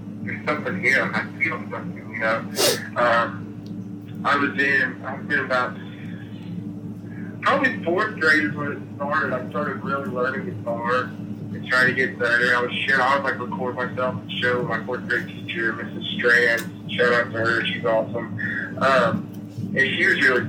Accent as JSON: {"language": "English", "town": "Casey", "region": "Illinois", "country": "United States", "tie": "born or raised there", "moved": "yes", "lives_now": "Nashville, United States", "said": "I grew up in Casey, Illinois"}